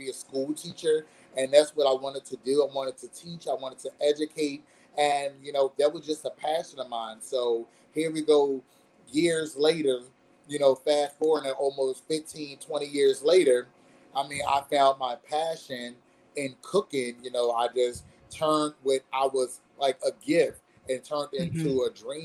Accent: Philadelphia, Pennsylvania, United States; moved away as an adult; now in South Carolina, United States; I'm a Philly John, born and bred in Philadelphia, yep. North Philadelphia, you know, born and raised up in a church

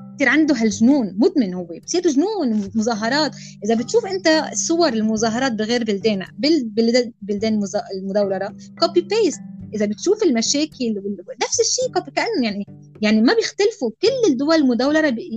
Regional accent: Lebanon; نحن يمكن كلبنانيه او اللي عايش بلبنان

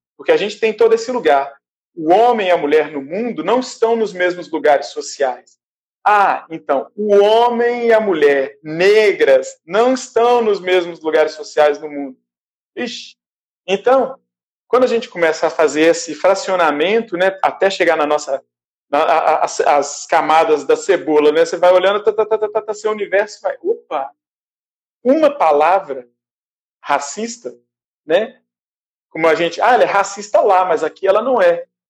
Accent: Brazil; moved away as an adult; now in Tunis, Tunisia; Eu sou do candomblé, eu sou do Brasil.

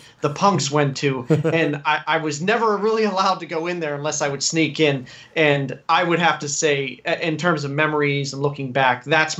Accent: Greensburg, Pennsylvania, United States; In Greensburg, which is 40 minutes outside of Pittsburgh. Sure, okay. So Conway Street is the street I grew up in.

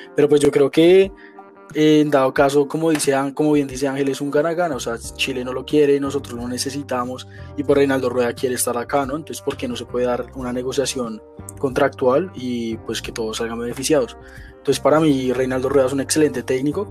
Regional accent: Colombia; uno como colombiano

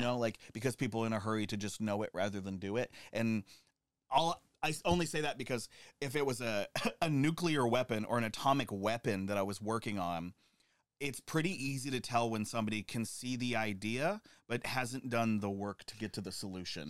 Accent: United States; now in New York, United States; my hometown, I grew up doing Cold War drills

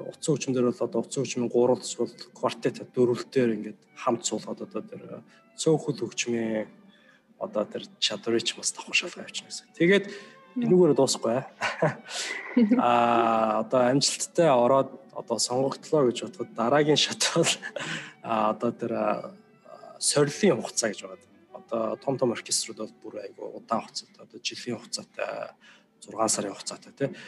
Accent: Mongolia; moved away as an adult; now in United States; би Монголоос ирсэн

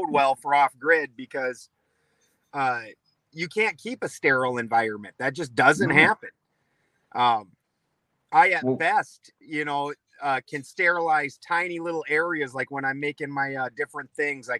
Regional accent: South Dakota, United States; where I'm from South Dakota

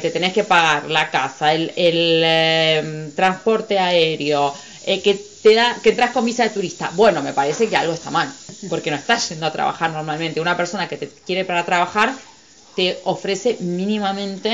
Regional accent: Argentina; moved away as an adult; Yo soy argentina

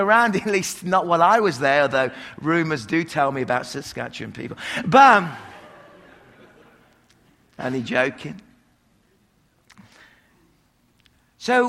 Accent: England, United Kingdom; I'm English

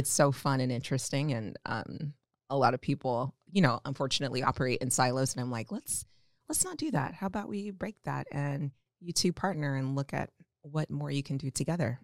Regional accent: Omaha, Nebraska, United States; also born or lived in Atlanta; I'm also from Omaha, uh, born and raised.

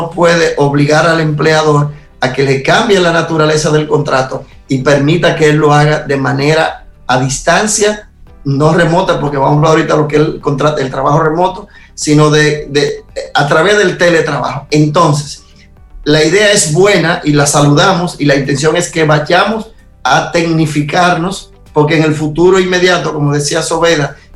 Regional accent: Dominican Republic; now in Israel; aunque yo soy dominicano y estoy en Israel, ese espacio de mi embajada es República Dominicana

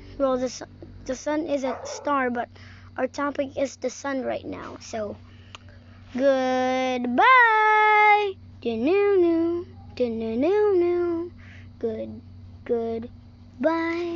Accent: Philippines; English is a second language; I'm in the Philippines. Yeah. I'm not American. I was born here in the Philippines

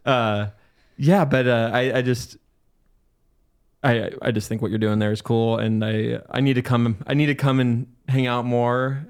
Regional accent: Mead, Washington, United States; also born or lived in Spokane / Millwood; I grew up in Mead, and like there's a good community at like in Mead and Mount Spokane

